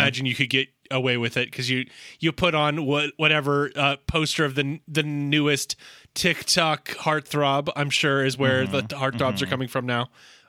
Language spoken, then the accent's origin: English; Blacksburg, Virginia, United States; And I was growing up in Blacksburg, Virginia, as I mentioned quite a many times before.